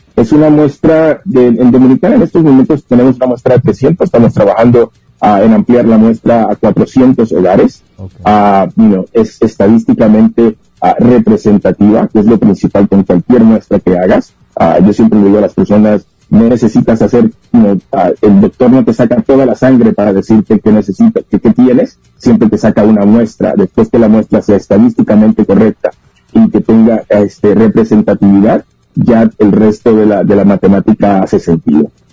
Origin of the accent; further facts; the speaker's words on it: Puerto Rico; now in Mexico; Yo soy de Puerto Rico